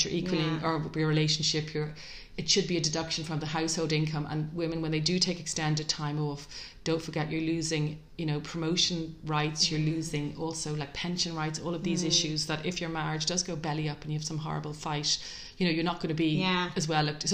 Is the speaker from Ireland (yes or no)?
yes; Dublin, Leinster, Ireland; as a teenager growing up in Ireland in the 80s